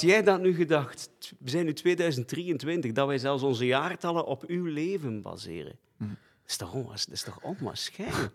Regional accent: Flanders, Belgium; Ik ben ook in het katholieke Vlaanderen opgegroeid, school gelopen, platteland.

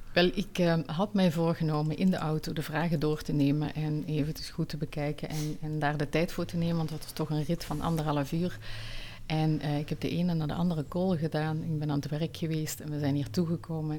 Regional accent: Netherlands; also born or lived in Tunisia / Switzerland; now in Belgium; ik ben geboren getogen in Nederland, maar ik ben ook al vroeg uit Nederland weggegaan

